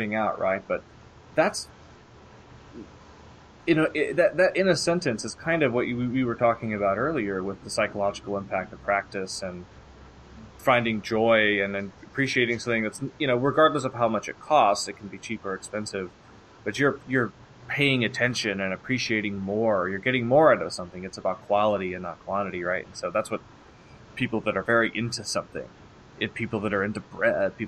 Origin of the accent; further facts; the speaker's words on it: Indianapolis, Indiana, United States; now in San Diego, United States; I'm from Indianapolis, but I live in San Diego right now